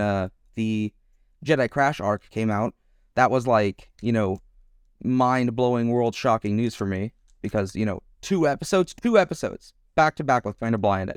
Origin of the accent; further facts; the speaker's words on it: Texas, United States; now in Germany; I currently live in Germany, but I am an American. I come from uh, Texas